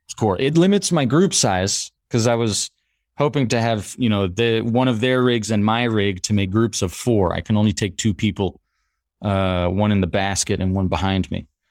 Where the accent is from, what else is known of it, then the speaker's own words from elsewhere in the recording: United States; now in Paris, France; I grew up in the States, my mother's French, my father's half French